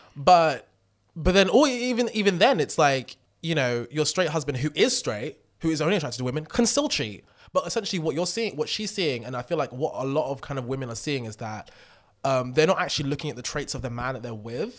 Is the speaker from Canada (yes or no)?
no; United Kingdom; I am British